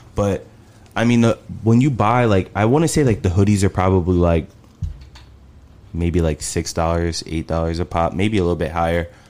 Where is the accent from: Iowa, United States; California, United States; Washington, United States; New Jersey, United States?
New Jersey, United States; Bayonne; moved away as an adult; also born or lived in Chicago; now in Dallas, United States; I'm from Bayonne, New Jersey